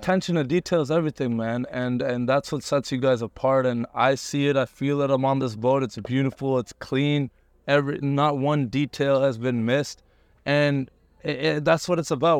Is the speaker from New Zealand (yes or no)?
no; Canada; also born or lived in India; I immigrated to Canada when I was, like, one. So I'm basically Canadian